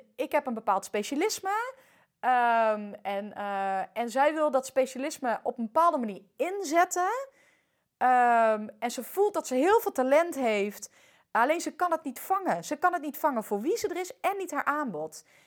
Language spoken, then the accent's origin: Dutch; Netherlands; also born or lived in France; al ben ik hier voornamelijk opgegroeid